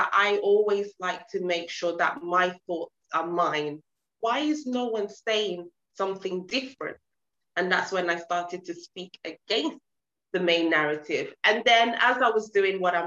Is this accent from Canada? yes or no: no; Nigeria; now in United Kingdom; I wasn't born in the UK. I was born in Nigeria, in Africa.